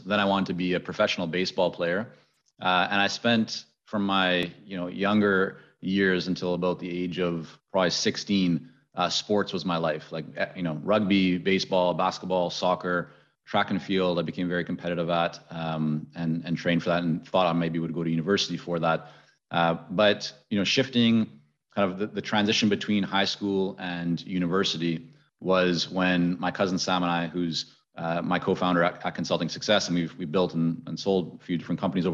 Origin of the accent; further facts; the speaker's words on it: Vancouver, British Columbia, Canada; also born or lived in Middle East; I had spent time growing up in the Middle East. I was growing up then later in Vancouver high school years